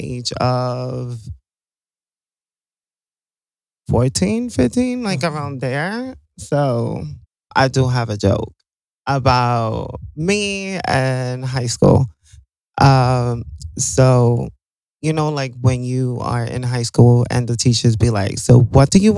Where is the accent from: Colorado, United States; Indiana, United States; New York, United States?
New York, United States; New York City; I'm from Brooklyn, New York.